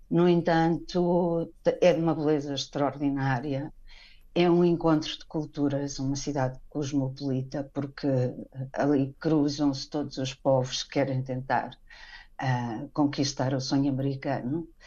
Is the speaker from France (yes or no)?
no; Portugal; moved away as an adult; also born or lived in Badajoz, Spain; now in León, Mexico; Sim, eu estive a viver uh, em Espanha, também pela crise, digamos assim, de 2008, eu uhum. saí em 2012 de Portugal.